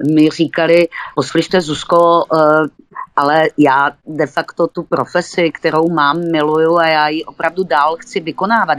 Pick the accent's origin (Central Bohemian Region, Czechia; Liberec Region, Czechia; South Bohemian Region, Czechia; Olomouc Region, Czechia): Olomouc Region, Czechia; Olomouc; tady u nás v Bolomouci